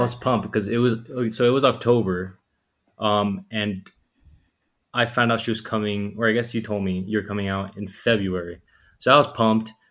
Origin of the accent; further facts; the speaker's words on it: Fort Lauderdale, Florida, United States; 23 uh, from Fort Lauderdale, Florida, down south